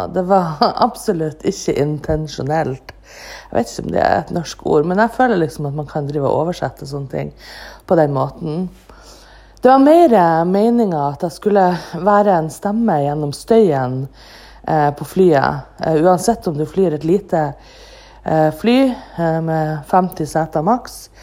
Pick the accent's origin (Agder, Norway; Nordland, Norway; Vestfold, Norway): Nordland, Norway; Andenes; now in Bodø, Norway; mitt eget hjemsted, ANX, Andenes